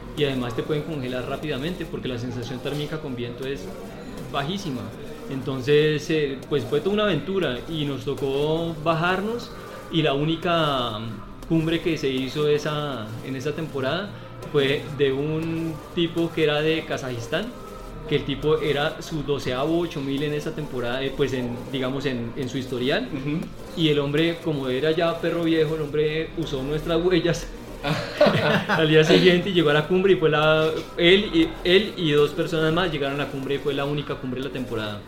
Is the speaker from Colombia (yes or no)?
yes; Bogotá, Colombia; soy bogotano, en mis raíces soy un criollo total, porque mi papá es, es, de, mm, es caldense y mi mamá es de Boyacá. Yo, soy, yo nací en Bogotá